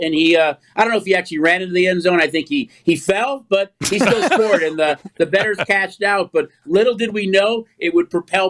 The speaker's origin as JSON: {"language": "English", "town": "Chicago", "region": "Illinois", "country": "United States", "said": "I'm from Chicago."}